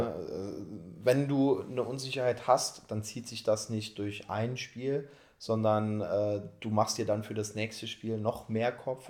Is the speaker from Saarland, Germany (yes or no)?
yes; Saarpfalz, Saarland, Germany; bei meinem Heimatverein, JSG Saarpfalz heißt der Verein, das ist eine Spielgemeinschaft von drei Dörfern, da wo ich herkomme